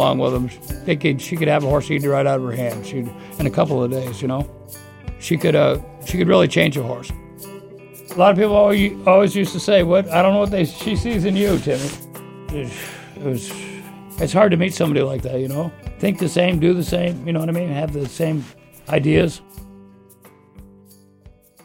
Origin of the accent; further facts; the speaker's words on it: Scarborough, Maine, United States; I was born in Scarborough, Maine. Specifically, I was born in the grandstand at Scarborough Downs as a racetrack